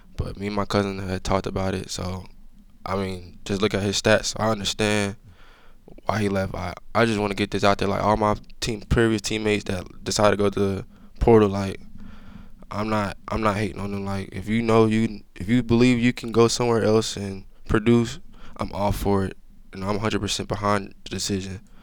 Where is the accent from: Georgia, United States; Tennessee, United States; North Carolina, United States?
Georgia, United States; moved away; I'm from Georgia